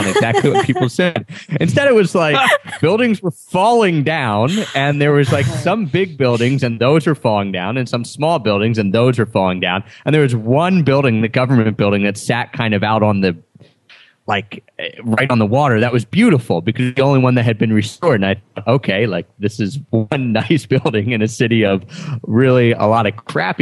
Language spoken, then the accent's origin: English; Philadelphia, Pennsylvania, United States; I'm from Philadelphia